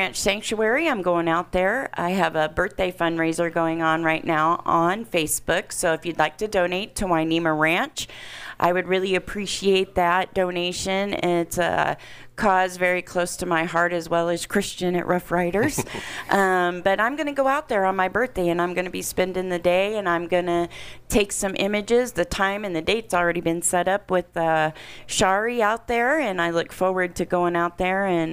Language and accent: English; Indiana, United States; moved away; I'm from Indiana originally, just about probably half an hour from where this is being taken place